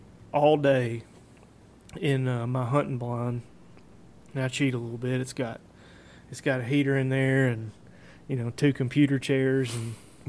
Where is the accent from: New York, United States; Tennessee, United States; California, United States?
Tennessee, United States; I'm born and raised in Tennessee, man. I'm not really used to that kind of cold.